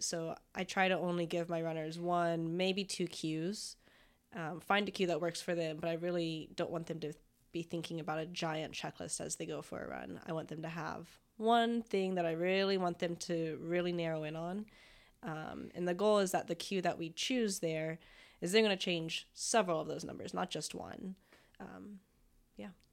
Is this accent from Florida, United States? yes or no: yes; Florida, United States; moved away as an adult; I'm from Florida, and so just moved on up this way